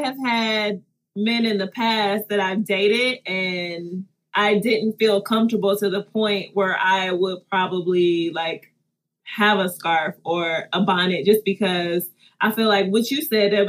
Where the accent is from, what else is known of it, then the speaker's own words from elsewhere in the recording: Detroit, Michigan, United States; I'm a city girl. I'm from Detroit, you know.